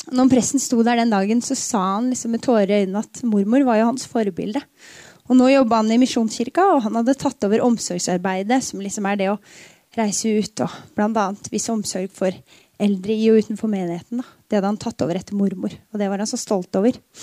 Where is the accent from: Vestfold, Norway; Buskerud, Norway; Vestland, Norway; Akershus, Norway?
Vestfold, Norway; Tønsberg; Jeg flytta aldri fra Dønsberg